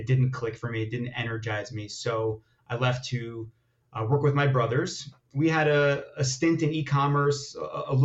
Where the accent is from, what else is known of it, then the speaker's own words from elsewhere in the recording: Long Island, New York, United States; also born or lived in Israel; I am an Israeli immigrant, moved to America, to Long Island, New York, when I was about 2.5 years old